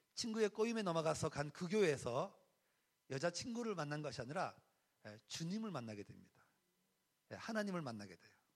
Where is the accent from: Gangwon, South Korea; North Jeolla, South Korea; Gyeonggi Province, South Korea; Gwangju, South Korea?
Gangwon, South Korea; Jeongseon; 저의 고향이 어딘가 하면 강원도 정선 어, 사북이라는 곳입니다.